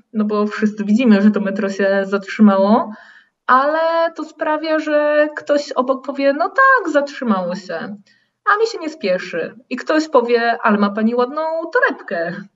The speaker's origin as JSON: {"language": "Polish", "country": "Poland", "tie": "born or raised there", "moved": "as an adult", "lives_now": "Porto, Portugal", "said": "ja wychowałam się w Polsce w dużym mieście"}